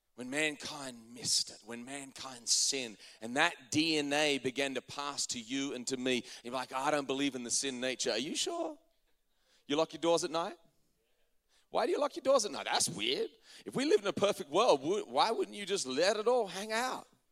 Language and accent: English; Australia; now in United States; as an Australian coming to America